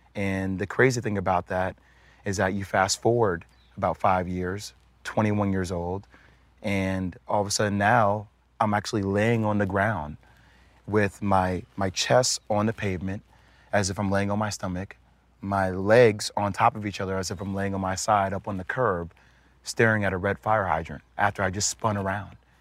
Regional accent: New Jersey, United States; I'm from Jersey

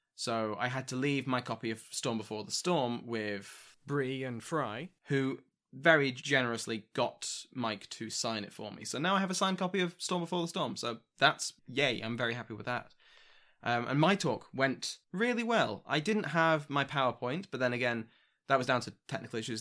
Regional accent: United Kingdom; I'm British

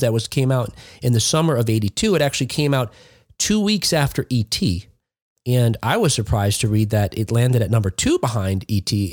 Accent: East Coast, United States; where I grew up on the East Coast

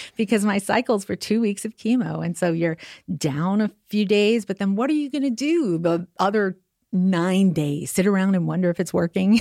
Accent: New York, United States; moved away; also born or lived in Staten Island / Long Island; New York originally

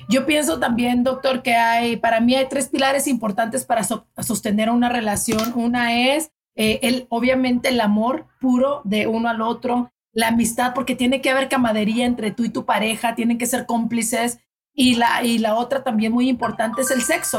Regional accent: Delicias, Chihuahua, Mexico; mexicana de Chihuahua y ay, de delicias de un pueblito chiquito, ciudad chiquita

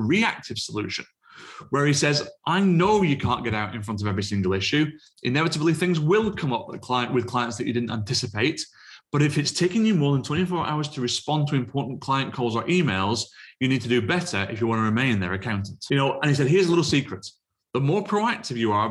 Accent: United Kingdom; being British

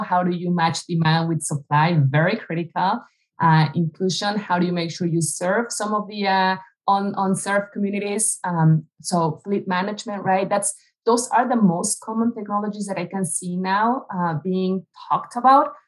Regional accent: Mexico City, Mexico; moved away as an adult; now in United States; I grew up in Mexico City. I was there for the first almost 30 years of my life.

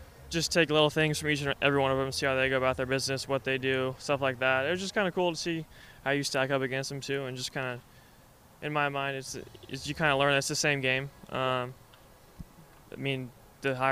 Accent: Turlock, California, United States; born or raised there

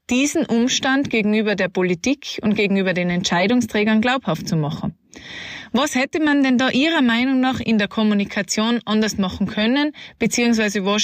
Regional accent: Austria; zumindest bei uns in Österreich ganz, ganz stark

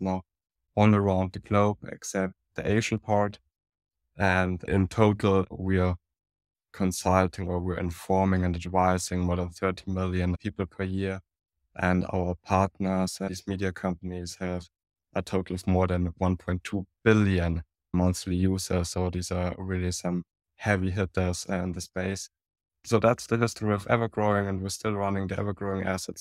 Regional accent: Munich, Bavaria, Germany; accent: German; English is a second language; now in Burghausen, Germany; I'm from Munich

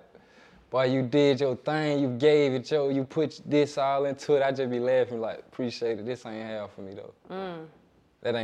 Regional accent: Atlanta, Georgia, United States; Atlanta. All over. West side, really, but I done been to the east. I like to claim Atlanta.

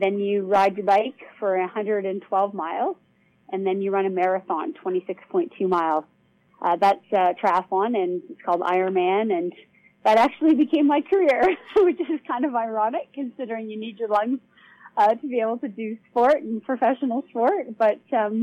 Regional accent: Toronto, Ontario, Canada; I grew up in Toronto, Canada.

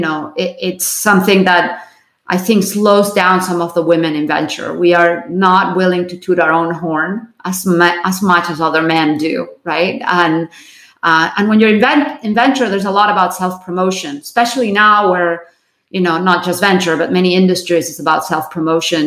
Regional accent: Barcelona, Catalonia, Spain; now in United States; I was born in Barcelona

